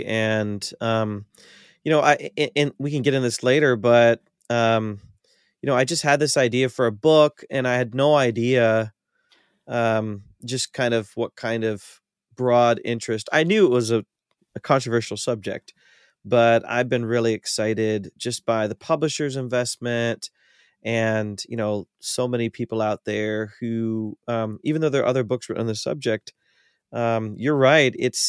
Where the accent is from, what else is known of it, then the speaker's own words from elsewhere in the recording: Ohio, United States; I grew up in North Central Ohio, kind of near Cleveland, in a small rural town.